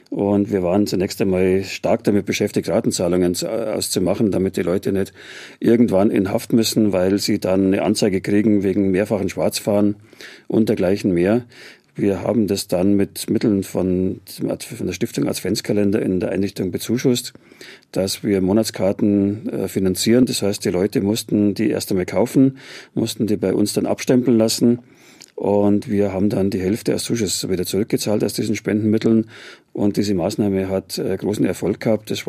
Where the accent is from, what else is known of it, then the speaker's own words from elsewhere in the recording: Munich, Bavaria, Germany; born there; Ich bin geborener Münchner und bin wirklich stolz auf die Stadt